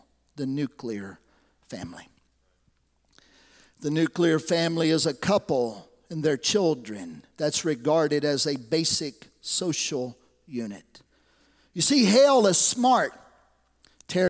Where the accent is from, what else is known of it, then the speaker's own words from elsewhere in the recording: Lexington, United States; We lived in different places, but from 1972 on until about when I got married in 1985, I grew up right here in Lexington, running the streets of Lexington